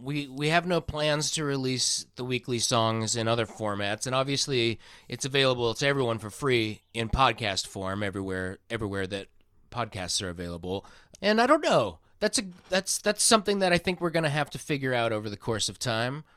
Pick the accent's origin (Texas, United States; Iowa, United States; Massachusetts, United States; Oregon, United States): Iowa, United States; now in California, United States; I'm from Iowa, which is closer to Arkansas than where I am now